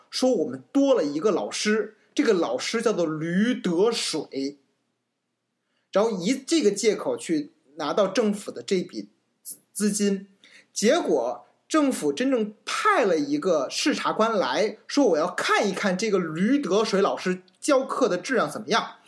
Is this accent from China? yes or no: yes; China; 我身为一个中国人